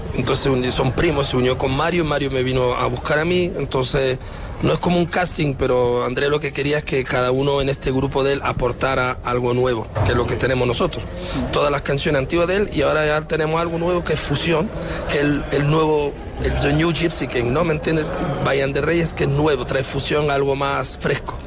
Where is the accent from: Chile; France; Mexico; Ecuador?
France; Yo nací al lado de París, pero me tocó lo mismo, mis padres vinieron después de la guerra de Franco